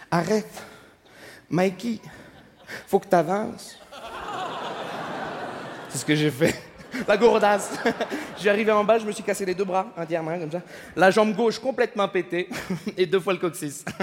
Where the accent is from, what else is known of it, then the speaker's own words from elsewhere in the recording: Montreal, Quebec, Canada; bonsoir, je me présente … je viens de Montréal.